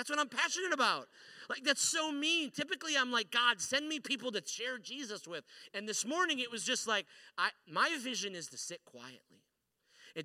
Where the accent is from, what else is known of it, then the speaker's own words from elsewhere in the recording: Detroit, Michigan, United States; also born or lived in Chicago; now in Central Michigan, United States; I grew up here in a city called Detroit, and then I moved over here to a city called Chicago, and then I moved up here to the very middle of the mitten